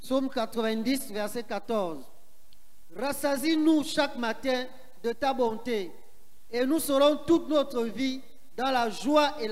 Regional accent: Paris, Île-de-France, France; Je viens de Paris.

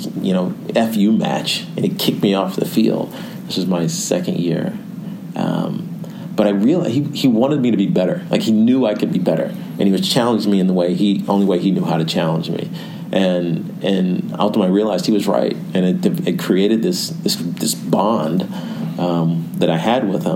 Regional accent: Roanoke, Virginia, United States; now in New York, United States; my hometown in Roanoke

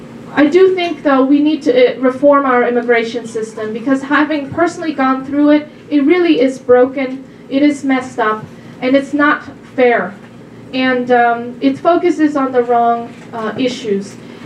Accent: Germany; now in United States; I'm a first-generation immigrant myself. I came from Germany about 15 years ago, and I love it here.

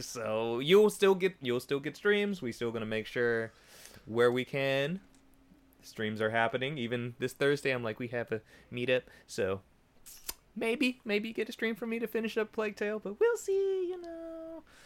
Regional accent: Bay Area, California, United States; we're from the Bay Area.

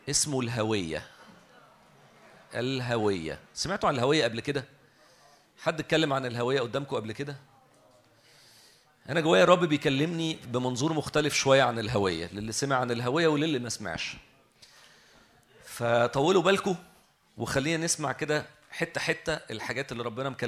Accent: Egypt; اللي اسمه الاي دي اللي اسمه عندنا في مصر الرقم القومي

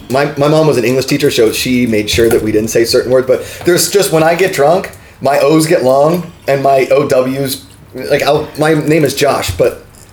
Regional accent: Pittsburgh, Pennsylvania, United States; accent: Pittsburgh; also born or lived in New York; I'm from Pittsburgh, right?

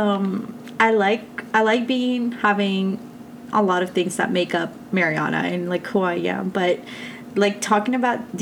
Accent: Texas, United States; also born or lived in Colombia; I was born in Colombia but raised in Texas, just because I was so young when I moved here

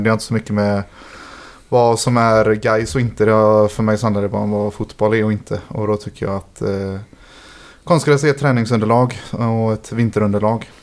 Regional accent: Gothenburg, Västra Götaland, Sweden; Som att jag är från Hisingen och har flyttat dit nu igen.

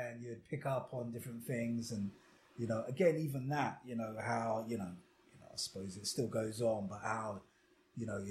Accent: London, United Kingdom; From London, from South London. Always lived, moved about different places in South London

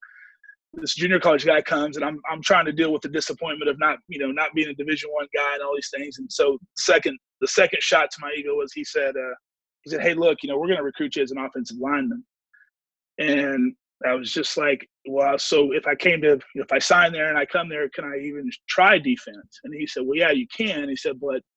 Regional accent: Wichita, Kansas, United States; I grew up in Wichita, Kansas

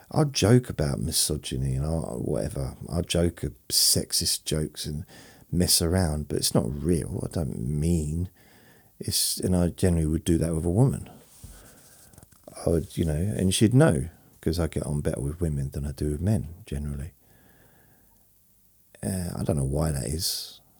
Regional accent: London, United Kingdom; born there; then also living in London and uh, when I was sort of in my early 20s, all the way through my 20s, I was born in London when I was when I was a baby

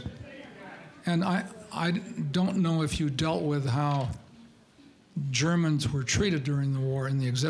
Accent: South Dakota, United States; I grew up in South Dakota, and my grandfather built the house in which I grew up. And since we were German, several times yellow paint was slopped on the house.

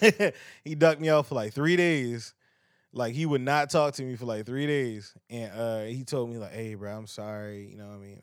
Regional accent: Baltimore, Maryland, United States; I'm from Baltimore

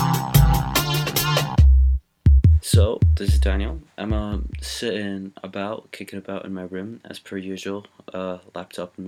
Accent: Glasgow, Scotland, United Kingdom; moved away as an adult; now in England; as a Glaswegian

